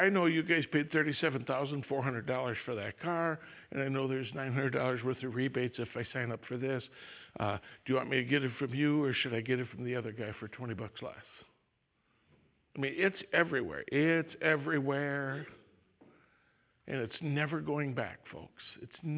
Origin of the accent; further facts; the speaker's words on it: Wisconsin, United States; I'm from Wisconsin